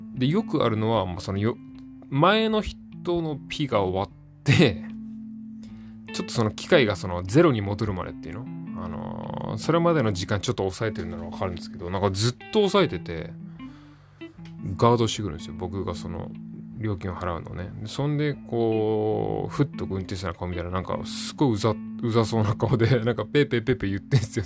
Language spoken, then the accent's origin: Japanese; Tokyo, Japan; also born or lived in Chiba; 僕の地元も、そこの、あの、今言った、そこの、行き先によって値段が違うバスも、それ同じ東京